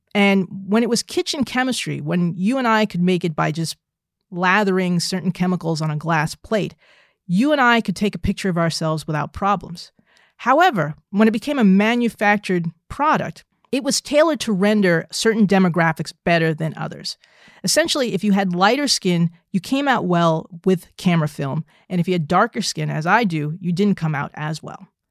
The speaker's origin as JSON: {"language": "English", "region": "New Jersey", "country": "United States", "tie": "born or raised there", "said": "I was a nerdy little African-American girl growing up in New Jersey"}